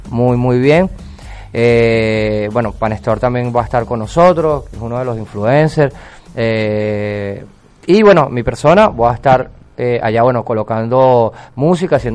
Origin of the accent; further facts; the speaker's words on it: Venezuela; moved away; salí de Venezuela, pero por, otras condiciones. Eh, como todos lo sabemos, y bueno, aquí bueno, he sonado en varios locales gracias a Dios se han abierto las puertas